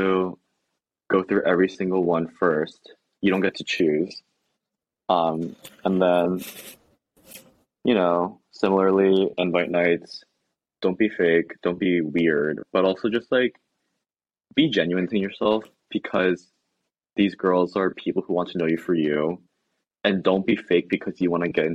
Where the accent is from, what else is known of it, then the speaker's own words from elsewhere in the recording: Pennsylvania, United States; moved away; we're from Pennsylvania